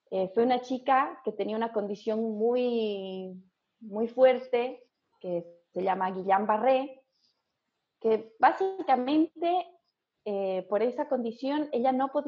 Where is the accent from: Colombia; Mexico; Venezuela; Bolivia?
Bolivia; La Paz; Sí, estudié kinesiología en Bolivia, en la UNSA.